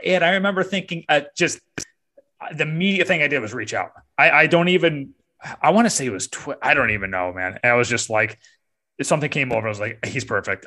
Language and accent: English; upstate New York, United States; now in Raleigh-Durham, United States; I'm from upstate New York